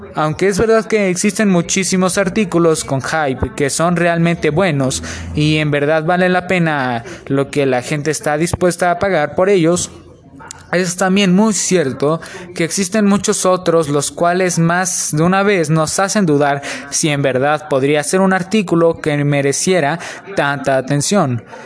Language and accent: Spanish; Mexico; son de México, al igual que yo